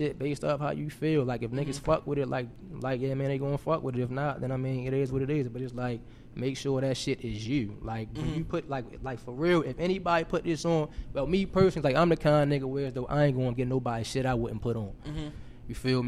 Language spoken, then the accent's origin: English; Baltimore, Maryland, United States; moved away as an adult; also born or lived in Atlanta / Houston; I'm from Baltimore for real. Then I came to school in the A, and then I ended up getting an internship in Houston at BP